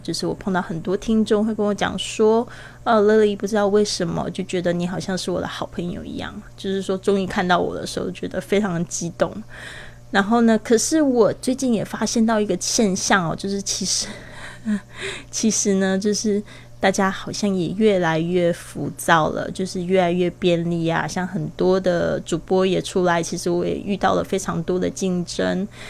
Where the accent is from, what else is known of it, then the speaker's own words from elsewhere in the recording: Kaohsiung, Taiwan; moved away; 回到了这个我的老家高雄这边